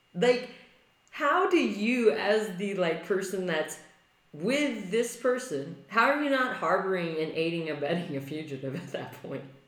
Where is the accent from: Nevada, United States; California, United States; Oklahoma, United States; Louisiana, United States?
California, United States; I'm a Californian